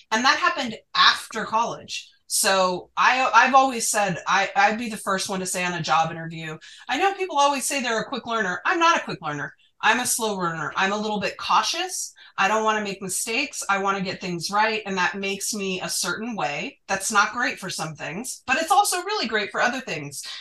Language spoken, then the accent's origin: English; Utah, United States; I didn't grow up conservative, but I did grow up in Utah.